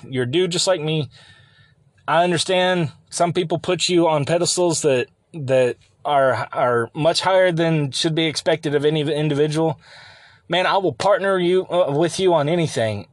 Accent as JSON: {"language": "English", "country": "United States", "tie": "born or raised there", "said": "the America that I remember growing up and even into my twenties"}